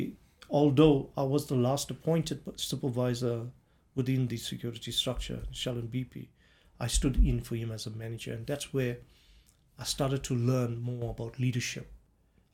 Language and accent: English; Durban, KwaZulu-Natal, South Africa; I grew up in Durban, in Chatsworth